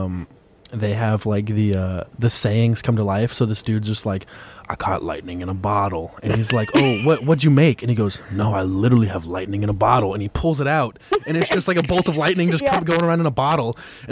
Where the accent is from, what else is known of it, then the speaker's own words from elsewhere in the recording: Denton, Texas, United States; also born or lived in Pennsylvania; I'm from Denton